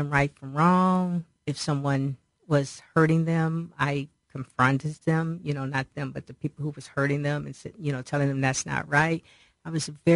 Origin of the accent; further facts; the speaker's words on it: Cleveland, Ohio, United States; also born or lived in Akron, Ohio; I was born in Akron, apparently when I was about 2.5 years old, we moved to Cleveland because my dad's job transferred to Cleveland